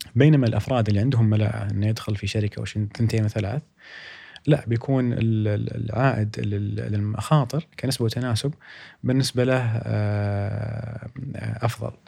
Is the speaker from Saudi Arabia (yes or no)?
yes; Saudi Arabia; عندنا في السعوديه